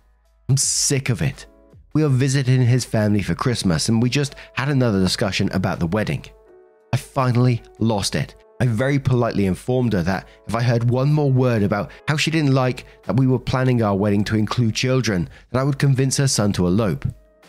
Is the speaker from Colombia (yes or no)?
yes; Colombia; I'm from Colombia. I grew up calling anyone that I was even remotely related to that was close to my age primo slash prima, cousin.